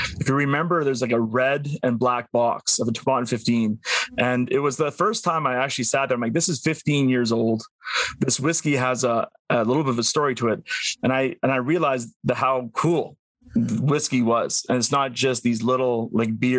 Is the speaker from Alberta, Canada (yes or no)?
yes; Northern Alberta, Canada; I grew up in Northern Alberta in the cold